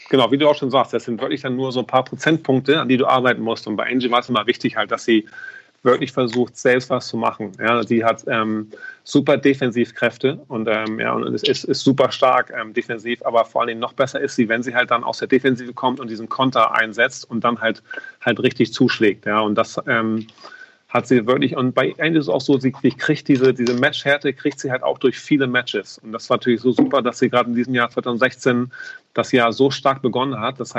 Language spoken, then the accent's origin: German; Hamburg, Germany; also ich komme aus Hamburg und du weißt, beim, beim, beim ähm, HSV ist auch so, dass der Trainer sehr oft wechselt.